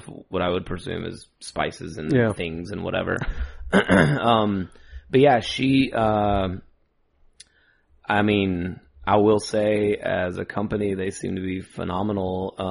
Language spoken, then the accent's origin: English; Douglasville, Georgia, United States; I live in Douglasville, still currently, and born and raised in Douglasville proper